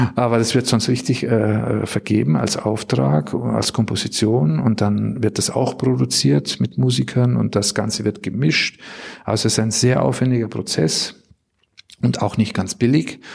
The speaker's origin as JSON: {"language": "German", "town": "Bad Tölz", "region": "Bavaria", "country": "Germany", "tie": "born or raised there", "also_born_or_lived": "St. Blasien, Black Forest", "moved": "as an adult", "lives_now": "Düsseldorf, Germany", "said": "Ich bin ursprünglich aus Bayern. Meine Heimat ist der Isarwinkel, Bad Tölz"}